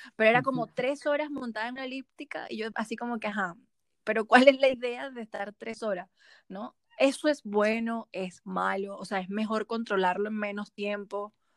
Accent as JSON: {"language": "Spanish", "town": "Cuyagua", "region": "Aragua", "country": "Venezuela", "moved": "yes", "lives_now": "Santiago, Chile", "said": "Yo soy de Cuyagua y yo vivía todas las semanas en la playa"}